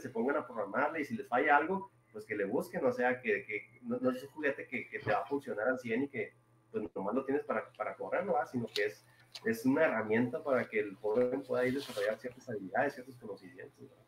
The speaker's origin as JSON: {"language": "Spanish", "town": "Rosales", "region": "Chihuahua", "country": "Mexico", "tie": "born or raised there", "also_born_or_lived": "Delicias, Chihuahua", "said": "yo, soy originario de Ciudad Delicia, bueno, Ciudad Rosales, Chihuahua"}